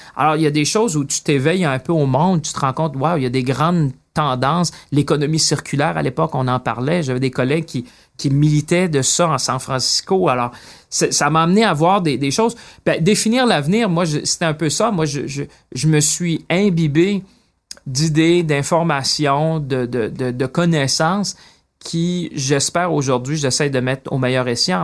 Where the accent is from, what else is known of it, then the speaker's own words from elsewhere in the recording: Shawinigan, Quebec, Canada; moved away as an adult; also born or lived in Paris / London; je viens de Shawinigan